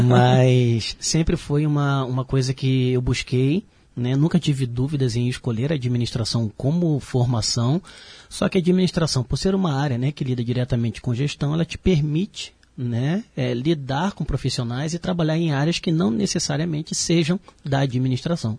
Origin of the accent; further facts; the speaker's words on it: Rio de Janeiro, Brazil; moved away as an adult; now in Blumenau, Brazil; eu tive a oportunidade de sair do Rio de Janeiro, sou carioca, né? E vim trabalhar aqui em Santa Catarina, mais especificamente em Blumenau